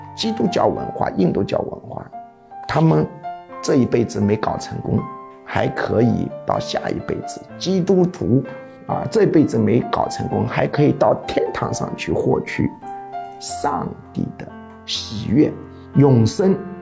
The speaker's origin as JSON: {"language": "Chinese", "country": "China", "said": "我们中国人"}